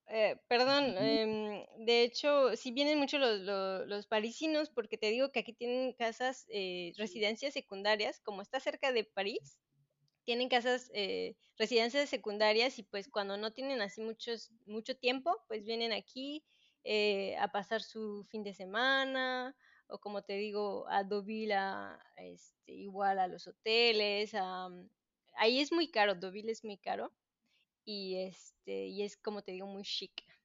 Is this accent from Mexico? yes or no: yes; Mexico; moved away as an adult; also born or lived in Cancún, Mexico; now in Normandy, France; yo soy mexicana